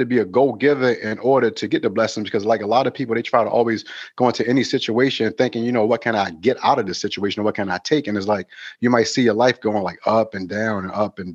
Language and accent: English; Baltimore, Maryland, United States; moved away as an adult; now in Los Angeles, United States; right now I live in Los Angeles, California, but I'm from Baltimore, Maryland.